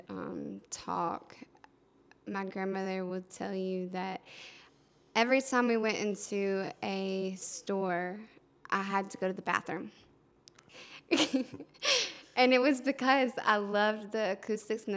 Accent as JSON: {"language": "English", "town": "Anderson", "region": "South Carolina", "country": "United States", "tie": "born or raised there", "also_born_or_lived": "Augusta, Georgia / Charleston / Columbus", "moved": "yes", "said": "I was born in Augusta, but Anderson's where I grew up."}